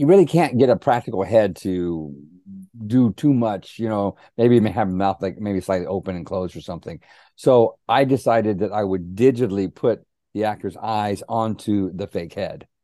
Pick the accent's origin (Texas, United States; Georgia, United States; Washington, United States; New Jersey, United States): Texas, United States; Helotes; growing up in Helotes, Texas